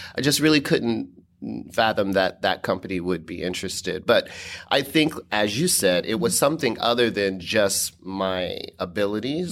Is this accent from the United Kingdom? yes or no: no; Dayton, Ohio, United States; moved away as an adult; my hometown of Dayton, Ohio